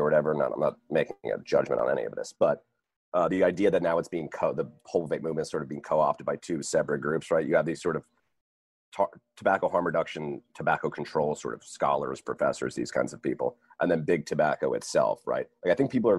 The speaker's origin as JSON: {"language": "English", "region": "New Jersey", "country": "United States", "said": "I'm from New Jersey"}